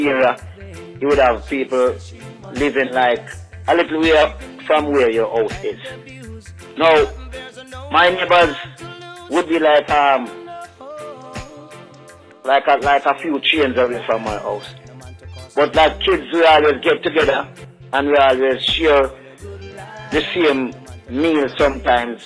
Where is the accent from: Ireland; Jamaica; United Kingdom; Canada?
Jamaica; Rocky Point; growing up in Rocky Point